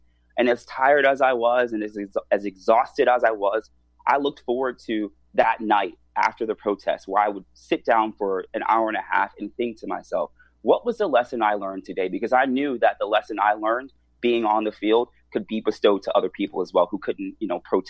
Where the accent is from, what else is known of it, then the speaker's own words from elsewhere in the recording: Washington, District of Columbia, United States; In DC.